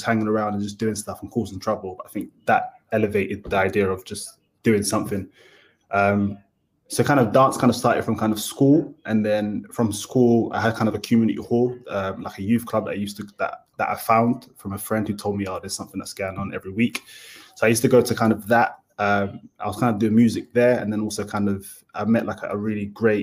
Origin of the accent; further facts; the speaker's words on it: Dagenham, London, United Kingdom; I was born in Dagenham, lived in Dagenham for quite a long time.